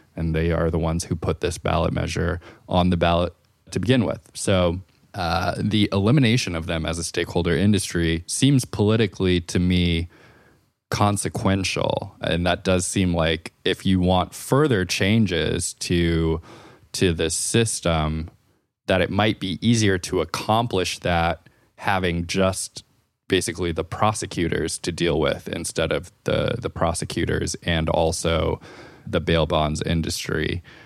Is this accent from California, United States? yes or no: yes; California, United States; as a Californian